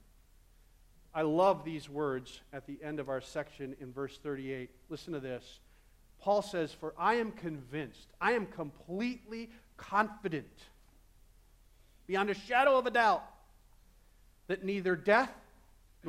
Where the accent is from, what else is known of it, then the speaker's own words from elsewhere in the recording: Midwest, United States; I'm a Midwesterner